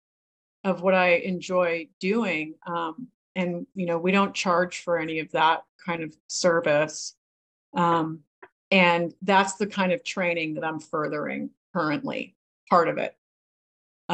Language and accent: English; New England and Maine, United States; now in California, United States; I grew up in New England and Maine